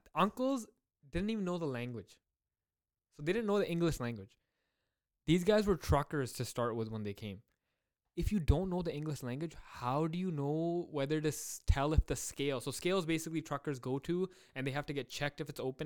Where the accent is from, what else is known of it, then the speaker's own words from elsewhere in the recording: Surrey, British Columbia, Canada; I grew up in Surrey born and raised